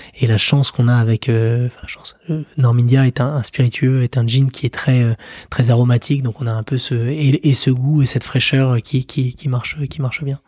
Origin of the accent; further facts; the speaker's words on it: France; en tant que français